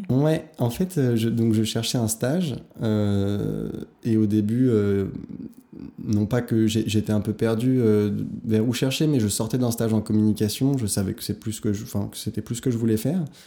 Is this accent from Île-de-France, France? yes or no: yes; Hauts-de-Seine, Île-de-France, France; J'ai grandi donc dans le 92, j'ai fait mon lycée, collège, lycée, tout primaire